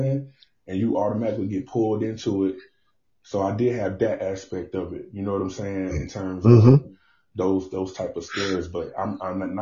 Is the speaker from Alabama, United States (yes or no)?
yes; Mobile, Alabama, United States; growing up in Mobile, Alabama, where I'm from